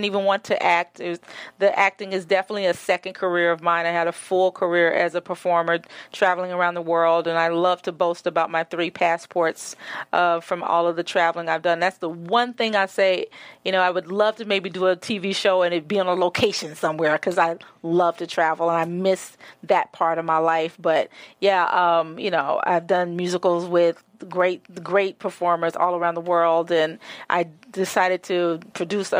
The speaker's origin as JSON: {"language": "English", "town": "Memphis", "region": "Tennessee", "country": "United States", "tie": "born or raised there", "said": "Born and raised in Memphis"}